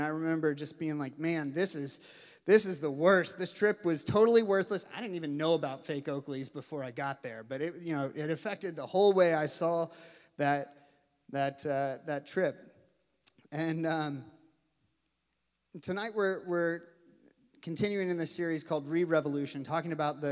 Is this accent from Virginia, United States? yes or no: no; Louisville, Kentucky, United States; I grew up in Louisville, Kentucky